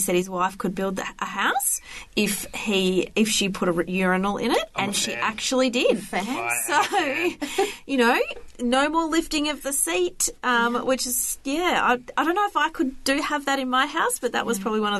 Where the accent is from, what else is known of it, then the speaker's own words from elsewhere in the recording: Perth, Western Australia, Australia; now in Melbourne, Australia; In Perth.